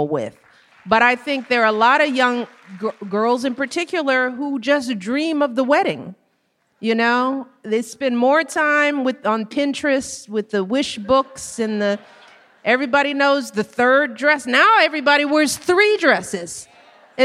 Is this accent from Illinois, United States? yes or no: yes; Chicago, Illinois, United States; I grew up on the South Side with everybody I've ever known within seven blocks of each other